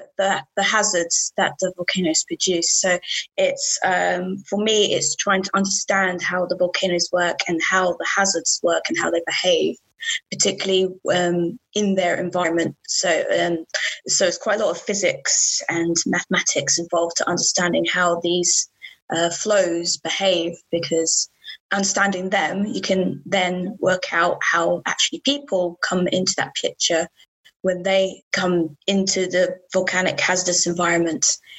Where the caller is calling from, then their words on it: Newcastle upon Tyne, North East England, United Kingdom; I'm calling in from Newcastle.